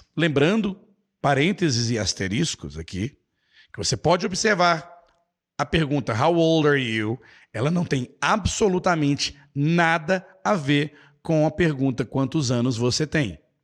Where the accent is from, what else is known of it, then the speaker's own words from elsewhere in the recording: Belo Horizonte, Minas Gerais, Brazil; now in Nova Lima, Brazil; eu sou brasileiro, mineiro, nascido em Belo Horizonte